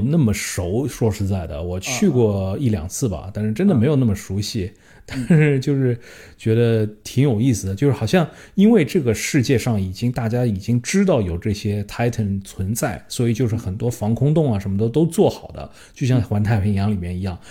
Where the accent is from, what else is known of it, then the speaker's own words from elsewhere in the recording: China; 因为我们是中国人